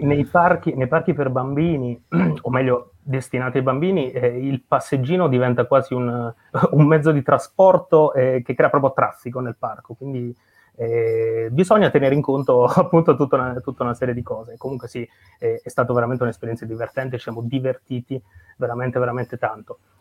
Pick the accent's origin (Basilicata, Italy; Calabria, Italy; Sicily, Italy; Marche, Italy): Basilicata, Italy; Potenza; io sono nato e cresciuto a Potenza, in Basilicata